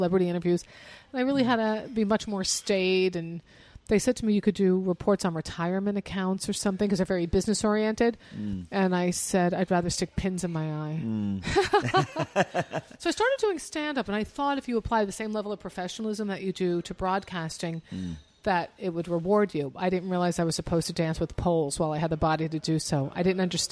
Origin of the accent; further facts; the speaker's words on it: United States; also born or lived in New York City; I was born in New York, grew up about 25 miles outside of New York and New Jersey